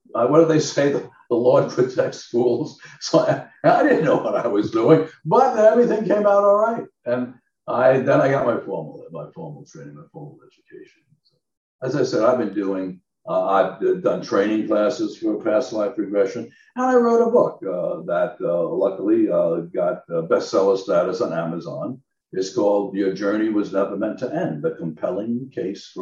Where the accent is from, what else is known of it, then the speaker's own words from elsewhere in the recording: Long Island, New York, United States; now in Southern California, United States; I come from an aviation family, and I'm from Long Island, New York